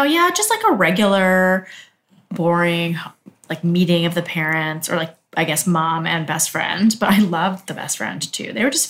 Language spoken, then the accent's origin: English; Canada; Here's where I'm from. You know, like, I'm Canadian, so here's what...